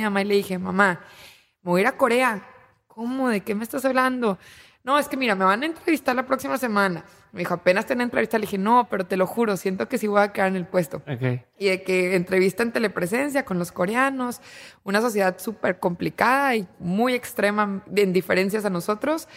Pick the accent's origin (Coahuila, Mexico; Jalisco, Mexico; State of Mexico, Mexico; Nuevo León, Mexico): Coahuila, Mexico; Torreón; moved away as an adult; now in Monterrey, Mexico; Yo tengo 29 años y soy de Torreón. Eh, llegué aquí a Monterrey justo después de graduarme